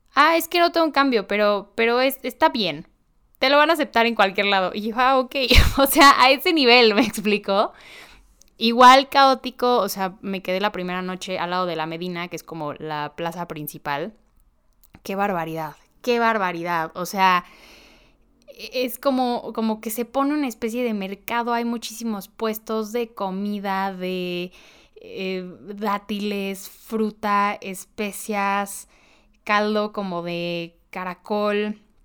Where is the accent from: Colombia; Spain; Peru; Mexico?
Mexico; vengo de México